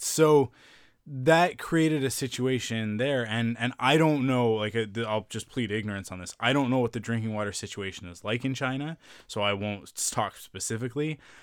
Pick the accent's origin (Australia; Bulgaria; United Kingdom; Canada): Canada; being Canadian